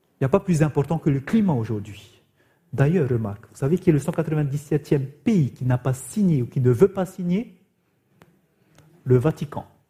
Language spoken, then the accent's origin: French; Raiatea, Leeward Islands, French Polynesia; chez nous, à Réatea, dans cette île de la Polynésie française, il y avait même des enfants, nos élèves